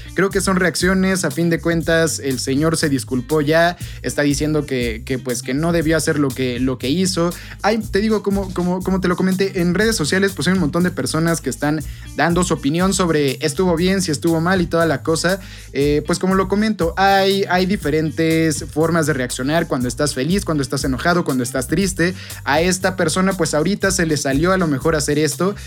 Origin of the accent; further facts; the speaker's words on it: Mexico; como mexicano y como futbolista